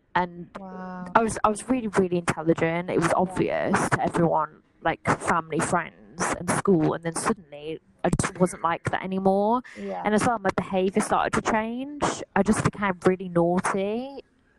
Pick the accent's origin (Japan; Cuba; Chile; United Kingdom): United Kingdom; West Midlands; I grew up around Staffordshire. Like, we moved quite a lot, but generally around the West Midlands. And at the minute, I'm living in Stafford, which is a town in Staffordshire.